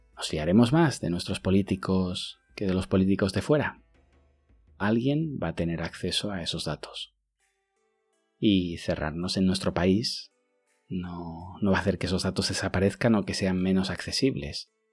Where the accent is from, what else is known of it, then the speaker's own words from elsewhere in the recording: Huesca, Aragon, Spain; now in China; en mi pueblo en Huesca